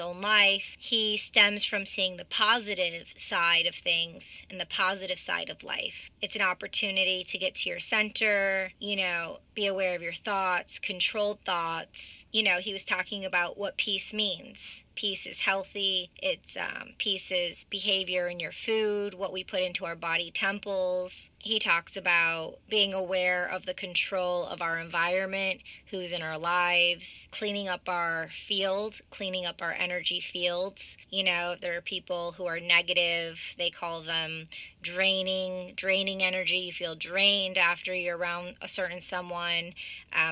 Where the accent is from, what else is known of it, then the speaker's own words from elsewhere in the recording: Michigan, United States; the same area where I'm from, growing up in Michigan